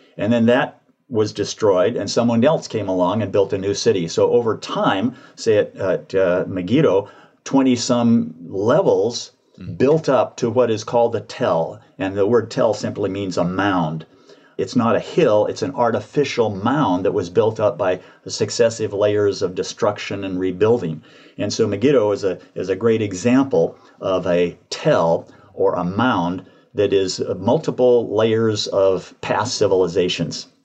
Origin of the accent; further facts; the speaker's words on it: Dublin, Georgia, United States; moved away; also born or lived in Portland, Oregon; I was born in Dublin, Georgia